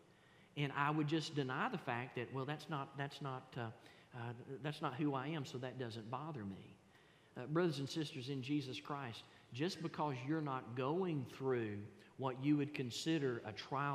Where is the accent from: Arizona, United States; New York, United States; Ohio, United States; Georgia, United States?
Georgia, United States; the South; accent: Southern; I was born in the South. I was raised in the South. And here's one thing that I can't get away from. I can't get away from my vernacular. I can't get away from my accent